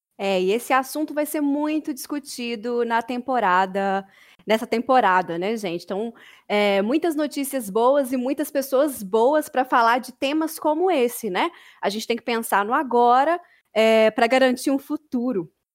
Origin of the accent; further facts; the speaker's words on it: Brumadinho, Minas Gerais, Brazil; nascida e criada em Brumadinho, aqui pertinho de BH